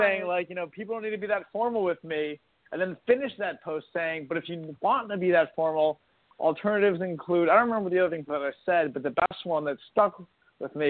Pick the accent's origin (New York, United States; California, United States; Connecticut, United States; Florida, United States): New York, United States; Syracuse; now in North Carolina, United States; I'm from Syracuse, like upstate New York